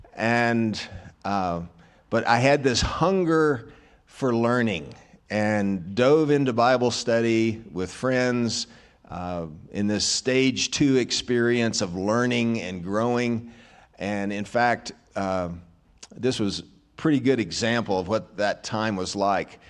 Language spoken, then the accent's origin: English; Arkansas, United States; I was raised in Arkansas, so that's another reason I'm simple-minded